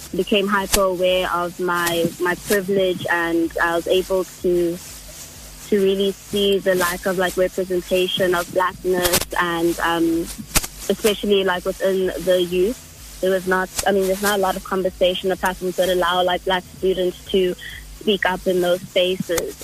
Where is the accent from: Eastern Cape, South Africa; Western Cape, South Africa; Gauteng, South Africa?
Gauteng, South Africa; Johannesburg; I was born and raised in Joburg.